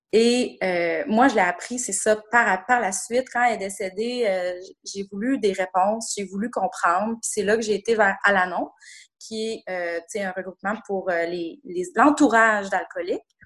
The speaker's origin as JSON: {"language": "French", "town": "Quebec City", "region": "Quebec", "country": "Canada", "tie": "born or raised there", "also_born_or_lived": "Montreal", "moved": "as an adult", "said": "je suis de retour dans ma ville natale depuis maintenant euh, bientôt trois ans"}